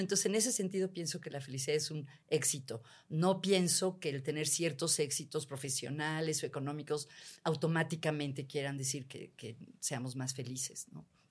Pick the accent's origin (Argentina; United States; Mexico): Mexico; mexicanos en general tenemos niveles muy altos de felicidad